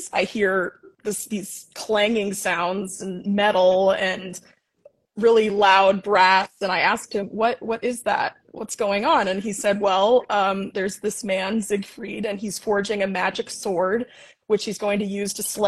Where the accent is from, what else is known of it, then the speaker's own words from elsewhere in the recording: Leonia, New Jersey, United States; I grew up in Leonia, New Jersey, which is literally 5 minutes away from Manhattan across the George Washington Bridge